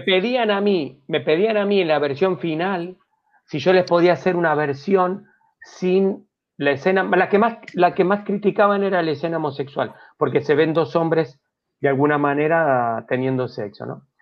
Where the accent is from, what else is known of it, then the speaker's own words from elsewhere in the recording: Argentina; moved away; Yo soy argentino, yo tenía, no me acuerdo, veintipico de años